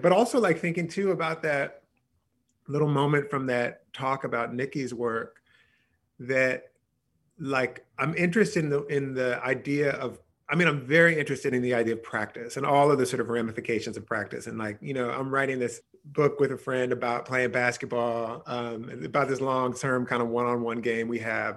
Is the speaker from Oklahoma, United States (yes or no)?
no; near Philadelphia, Pennsylvania, United States; I grew up near Philadelphia